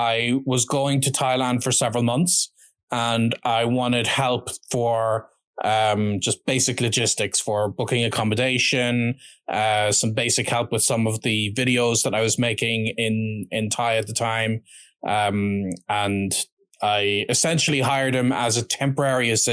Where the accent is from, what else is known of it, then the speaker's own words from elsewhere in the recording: Ireland; I'm of course from Ireland